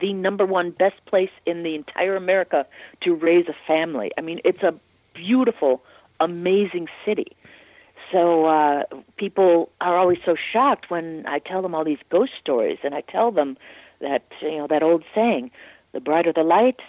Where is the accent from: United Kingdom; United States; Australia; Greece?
United States; Naperville, Illinois; my hometown of Naperville, Illinois. I grew up there